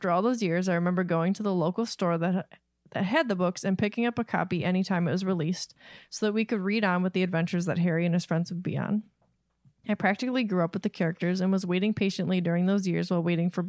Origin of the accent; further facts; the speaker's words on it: Sundre, Alberta, Canada; she was kind enough to put it out phonetically for me. I'm from Sundre, Alberta, Canada